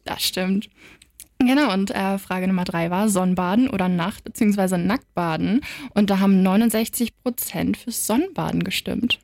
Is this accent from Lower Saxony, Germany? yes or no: yes; Wiesmoor, Lower Saxony, Germany; moved away as an adult; now in Wilhelmshaven, Germany; aus Wismar. Das ist so 30 Minuten mit dem Auto von hier